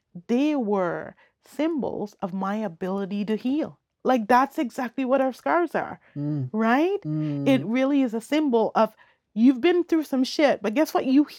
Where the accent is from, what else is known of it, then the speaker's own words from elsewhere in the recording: Bequia, Grenadines, St. Vincent & Grenadines; born there; And I was born on Bekwe.